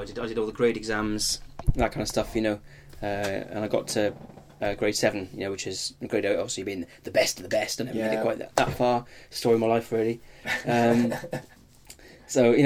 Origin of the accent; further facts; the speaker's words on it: Cardiff, Wales, United Kingdom; also born or lived in Vale of Glamorgan; I'm from Cardiff